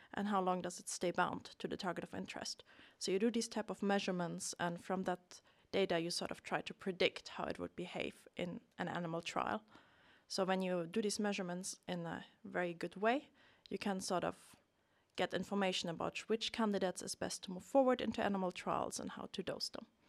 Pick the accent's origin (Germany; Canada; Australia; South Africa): Germany; moved away as an adult; now in Sweden; I'm originally from Germany. Came to Sweden about ten years ago for my studies